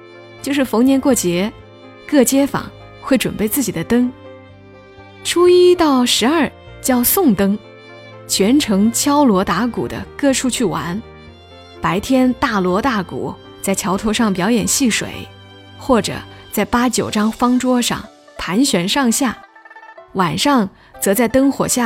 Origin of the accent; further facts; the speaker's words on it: Ningxiang, Hunan, China; 我是湖南宁乡人，我们的方言“煮的烂”会讲成“煮的发”，